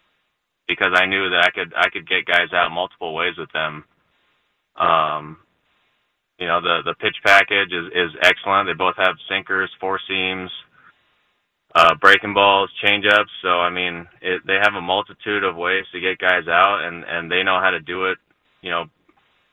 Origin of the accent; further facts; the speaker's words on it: California, United States; moved away as an adult; I grew up in California, so I actually didn't start surfing until I was in pro ball